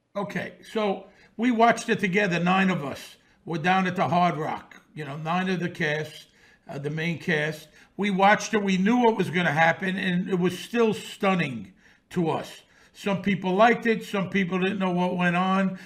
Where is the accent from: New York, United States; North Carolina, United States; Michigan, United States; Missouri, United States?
New York, United States; New York City; I grew up around this in Bensonhurst in the 60s and 70s.